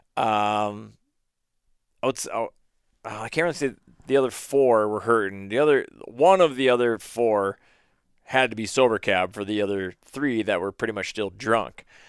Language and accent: English; Minnesota, United States; I told him where I was in Minnesota